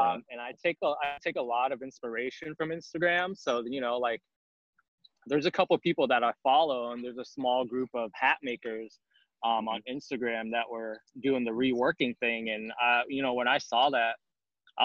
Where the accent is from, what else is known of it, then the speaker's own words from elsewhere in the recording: Bay Area, California, United States; moved away as an adult; now in Oahu, United States; So I'm actually from California, born and raised in the Bay Area in California.